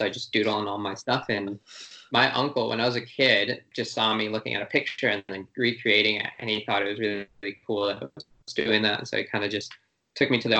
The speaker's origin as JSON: {"language": "English", "town": "Chicago", "region": "Illinois", "country": "United States", "tie": "born or raised there", "also_born_or_lived": "Los Angeles, United States", "moved": "as an adult", "lives_now": "New Zealand", "said": "I am originally from Chicago, and I grew up there for most of my life. Moved there when I was 2."}